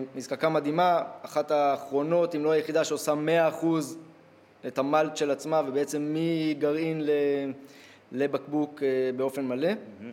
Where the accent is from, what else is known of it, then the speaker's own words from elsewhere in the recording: Ein Shemer, Haifa District, Israel; אני מקיבוץ עין שמר